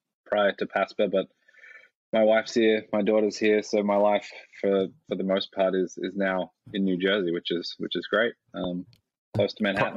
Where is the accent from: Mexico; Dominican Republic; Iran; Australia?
Australia; moved away; also born or lived in United States / Cayman Islands / Munich, Germany; I grew up in Australia and lived in the US for a while.